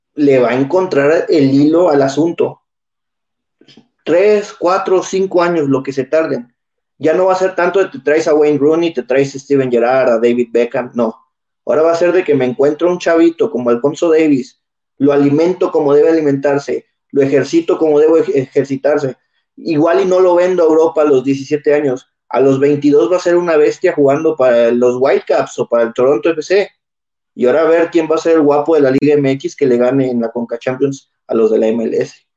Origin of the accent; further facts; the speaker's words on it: Mexico; los mexicanos que somos de una raza